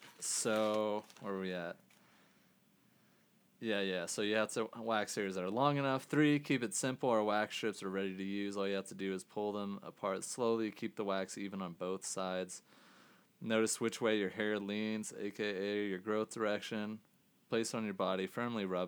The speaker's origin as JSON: {"language": "English", "region": "Scotland", "country": "United Kingdom", "said": "I'm Scottish."}